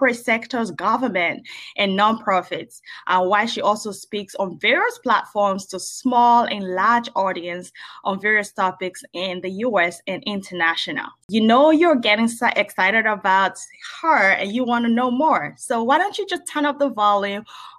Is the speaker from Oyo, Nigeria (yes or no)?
no; Lagos, Nigeria; I grew up in Lagos